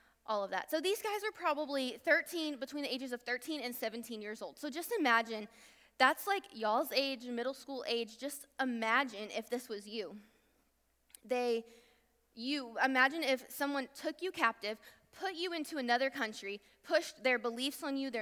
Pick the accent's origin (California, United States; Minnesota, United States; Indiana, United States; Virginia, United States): Virginia, United States; now in Texas, United States; I'm not from Texas, I'm from Virginia